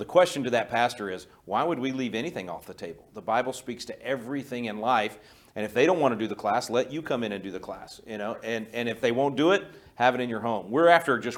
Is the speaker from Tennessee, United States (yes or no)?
no; Wylie, Texas, United States; I grew up in Collin County, in Wiley